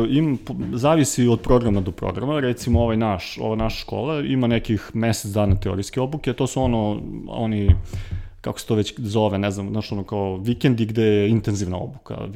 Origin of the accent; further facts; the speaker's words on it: Kragujevac, Šumadija, Serbia; now in Belgrade, Serbia; ja sam rođen u Kragovicu, živim u Beogradu